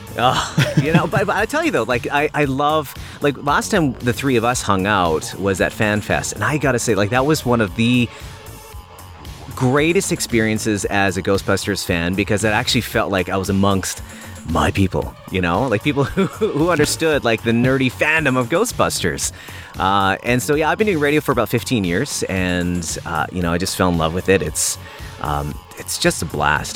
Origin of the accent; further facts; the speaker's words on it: Port Coquitlam, British Columbia, Canada; I grew up in Vancouver, British Columbia, or a, a little suburb called Port Coquitlam